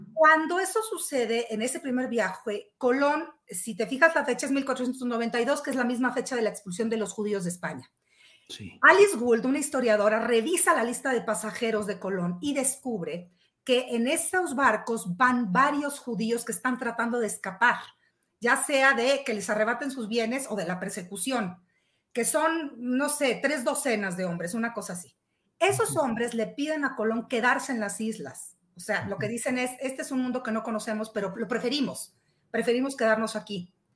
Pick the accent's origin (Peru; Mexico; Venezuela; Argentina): Mexico; somos mexicanos